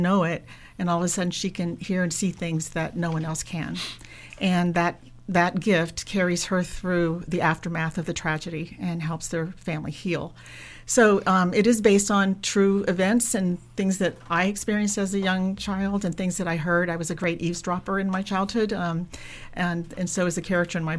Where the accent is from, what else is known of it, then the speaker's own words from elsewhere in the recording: outside of Charleston, South Carolina Low Country, United States; moved away as an adult; also born or lived in Germany; I am originally from South Carolina, Low Country, so outside of Charleston. I was born and raised there